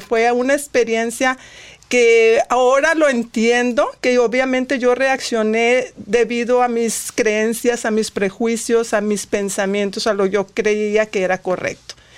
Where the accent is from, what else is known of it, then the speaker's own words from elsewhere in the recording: Monterrey, Nuevo León, Mexico; now in United States; soy de Monterrey, soy regia